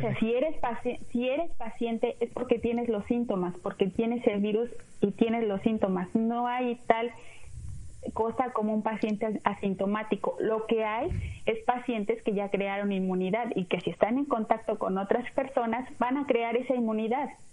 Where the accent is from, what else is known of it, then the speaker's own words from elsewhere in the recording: Mexico; now in United States; soy mexicana, amo mi país